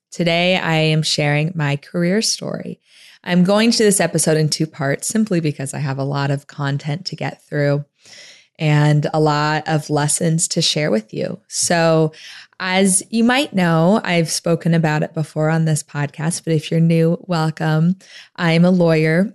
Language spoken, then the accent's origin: English; Tempe, Arizona, United States; I grew up in Phoenix, Arizona, outside of Phoenix in Tempe, Arizona